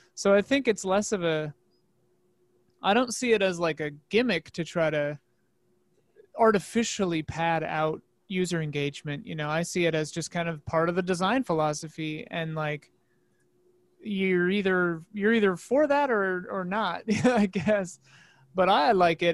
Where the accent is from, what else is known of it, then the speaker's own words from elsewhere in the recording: Midwest, United States; now in Los Angeles, United States; I grew up in the Midwest